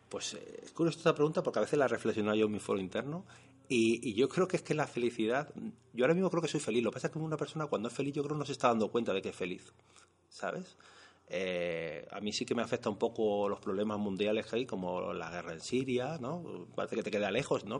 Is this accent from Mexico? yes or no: no; Madrid, Community of Madrid, Spain; also born or lived in Molina de Aragón; yo me considero por supuesto castellano, nació en Madrid, pero no sé, siempre te sientes como un poco más del pueblo de tu padre.